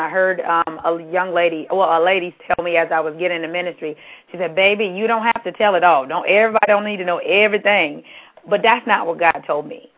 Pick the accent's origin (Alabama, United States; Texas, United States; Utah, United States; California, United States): California, United States; I'm from California and I went to school